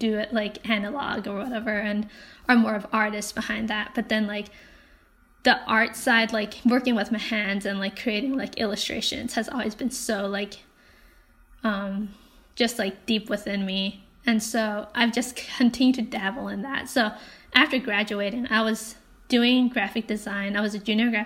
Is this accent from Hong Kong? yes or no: yes; Hong Kong; moved away; also born or lived in Canada; I grew up in Hong Kong, and I had pretty typical Asian parents, Chinese parents